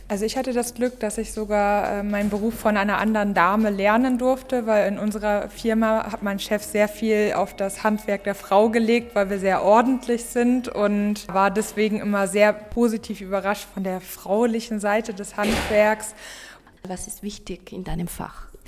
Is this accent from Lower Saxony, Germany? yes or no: no; Wuppertal, North Rhine-Westphalia, Germany; ich komme aus Wuppertal, also aus Deutschland.